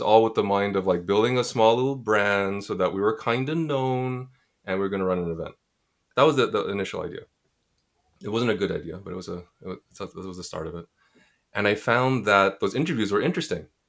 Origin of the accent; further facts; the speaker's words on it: Montreal, Quebec, Canada; moved away as an adult; now in Toronto, Canada; I'm from Montreal, so sadly my French should be better.